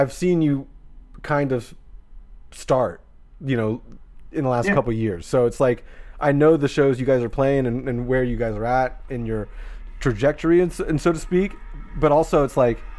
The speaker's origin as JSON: {"language": "English", "town": "Jacksonville", "region": "Florida", "country": "United States", "said": "I'm from Jacksonville"}